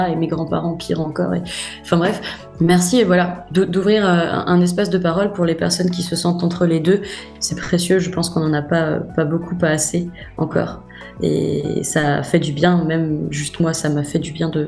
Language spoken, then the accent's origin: French; France; je suis française, hein. je suis née sur le sol français, euh, euh, enfin, j'ai la culture, la langue